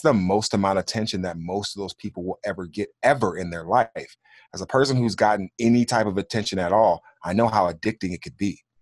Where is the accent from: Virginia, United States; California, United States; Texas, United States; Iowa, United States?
California, United States; Los Angeles; moved away as an adult; also born or lived in Kansas City / Phoenix; I grew up as a ward of the court in the state of California, in L A, in the eighties and nineties